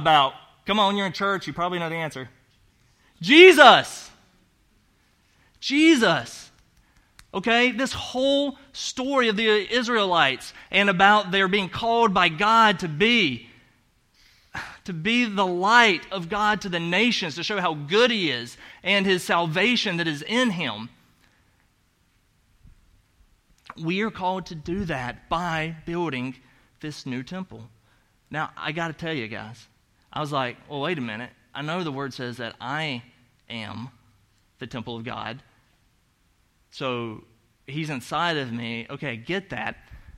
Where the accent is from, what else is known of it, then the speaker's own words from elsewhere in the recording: the South, United States; accent: Southern; moved away; You know I have an accent. That's because I'm from the South